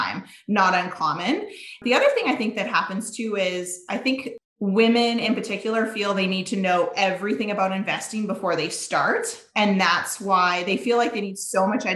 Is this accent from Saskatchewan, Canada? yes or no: yes; Saskatchewan, Canada; moved away as an adult; now in Alberta, Canada; born and raised in Saskatchewan, small town Saskatchewan girl